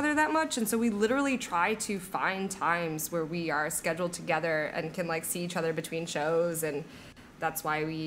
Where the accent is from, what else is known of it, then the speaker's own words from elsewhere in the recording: Midwest, United States; moved away as an adult; also born or lived in London; now in Orlando, United States; I am from the Midwest.